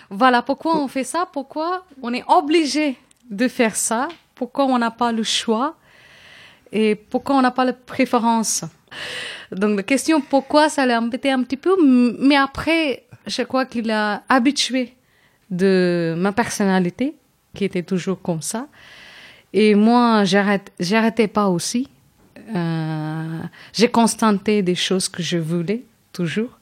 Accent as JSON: {"language": "French", "town": "Chennai", "region": "Tamil Nadu", "country": "India", "also_born_or_lived": "Kerala", "second_language": "French", "moved": "yes", "said": "je viens d'une ville qui s'appelle Chennai, qui est capitale de Tamil Nadu, qui est la région plus grande au sud de l'Inde"}